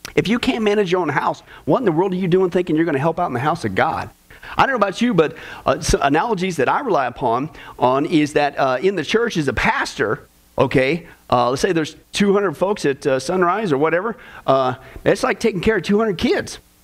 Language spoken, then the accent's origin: English; Kansas, United States; growing up in Kansas